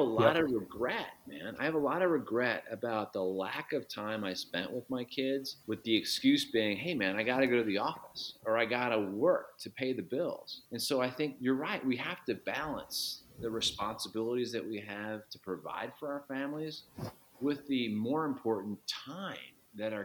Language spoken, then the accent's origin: English; Chicago, Illinois, United States; as a Chicagoan